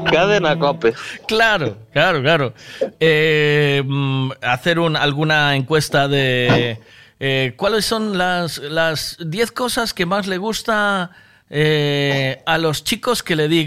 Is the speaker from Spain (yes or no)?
yes; Sanxenxo, Galicia, Spain; yo soy de Sansecho.